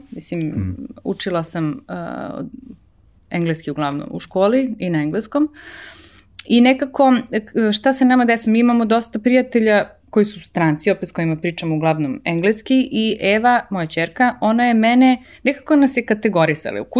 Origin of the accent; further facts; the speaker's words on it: Belgrade, Serbia; moved away; also born or lived in Switzerland / Italy / United States; 38 godina. Ovaj, rođena sam u Beogradu, živela u Švajcarskoj, Italiji, Americi, vraćala se u Srbiju jednom, pa drugi put sada.